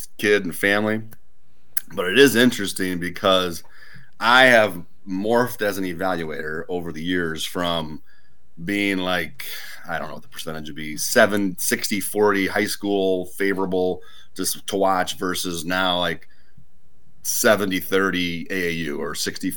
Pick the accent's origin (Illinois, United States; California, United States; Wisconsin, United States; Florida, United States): Illinois, United States; Yorkville; I'm actually from Yorkville, but grew up there.